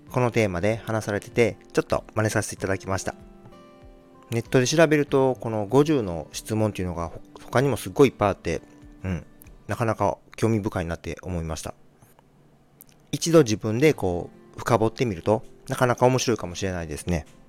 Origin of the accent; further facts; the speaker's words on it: Shikoku, Tokushima, Japan; 出身地はどこ四国の徳島県です。